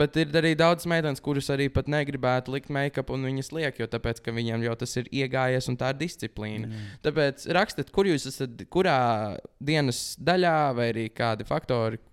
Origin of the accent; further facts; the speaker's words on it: Latvia; mēs esam latvieši